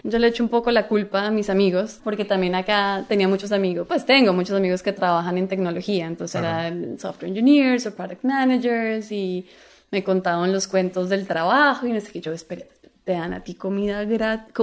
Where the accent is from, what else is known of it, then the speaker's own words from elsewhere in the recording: Colombia; moved away as an adult; now in United States; yo soy colombiana